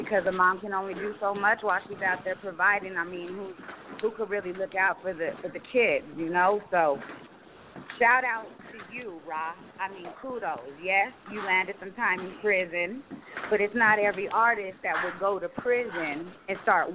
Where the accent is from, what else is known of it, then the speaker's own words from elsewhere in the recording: Roswell, New Mexico, United States; I come from a small town, Roswell, New Mexico. That's my hometown.